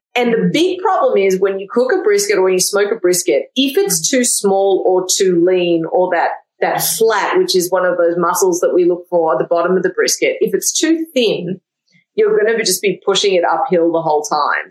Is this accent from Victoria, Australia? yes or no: yes; Melbourne, Victoria, Australia; moved away as an adult; now in Austin, United States; I'm from Melbourne originally